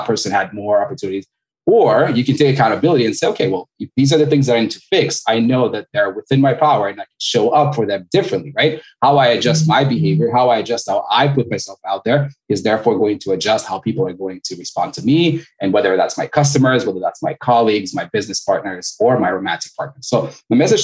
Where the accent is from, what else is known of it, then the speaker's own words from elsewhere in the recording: Montreal, Quebec, Canada; moved away as an adult; now in Florida, United States; I'm originally Canadian. I'm from Montreal. Originally, I've been doing back and forth for a little while, but based in Florida right now.